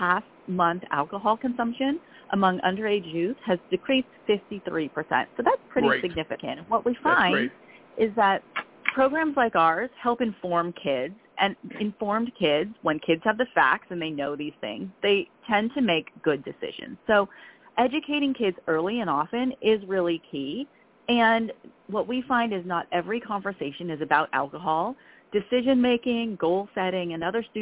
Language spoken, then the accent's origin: English; California, United States; now in Silver Spring, Maryland, United States; I grew up in California